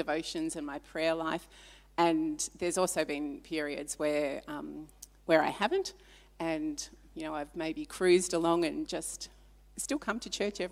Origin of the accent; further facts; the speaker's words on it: Melbourne, Victoria, Australia; moved away as an adult; also born or lived in Papua New Guinea; now in Ballarat, Australia; I was born in Papua New Guinea on Good Friday, a long time ago, and I was raised, born there, but came back to Australia when I was three. Raised in Melbourne, in a wonderful Christian home